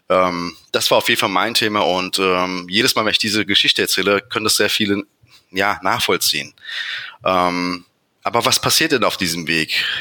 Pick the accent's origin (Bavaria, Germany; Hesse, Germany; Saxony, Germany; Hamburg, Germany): Hesse, Germany; Frankfurt; ich bin 41 mhm. Jahre alt, äh, bin Frankfurter, habe zwei bezaubernde Töchter im Alter von neun und fünf Jahren.